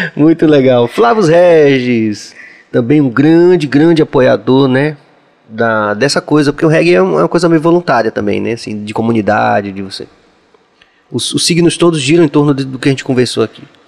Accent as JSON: {"language": "Portuguese", "region": "Northeast Region", "country": "Brazil", "also_born_or_lived": "São Paulo", "moved": "yes", "said": "da gente como nordestino em São Paulo"}